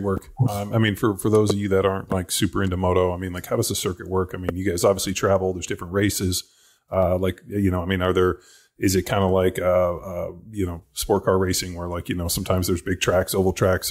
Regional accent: Newport Beach, California, United States; I'm from Orange County

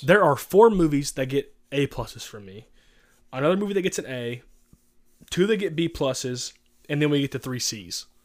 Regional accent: Louisiana, United States; moved away; I'm from Louisiana.

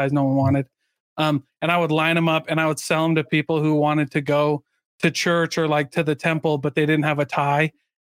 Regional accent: Iowa, United States; I grew up in Iowa and we lived right next to Nauvoo, Illinois

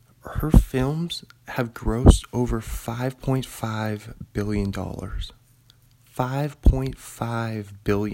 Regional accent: Bothell, Washington, United States; moved away as an adult; now in Pullman, United States; north of Bothell, my hometown Bothell

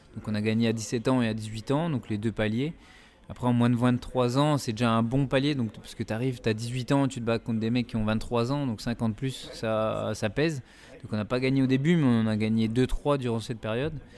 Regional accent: Épinal, Grand Est, France; on vient tous les deux d'Épinal

